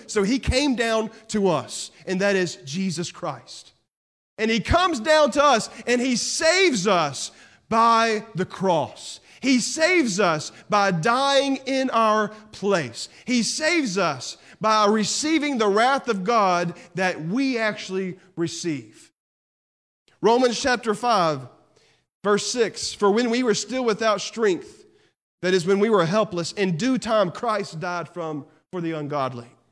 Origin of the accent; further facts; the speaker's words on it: Texas, United States; I'm from Texas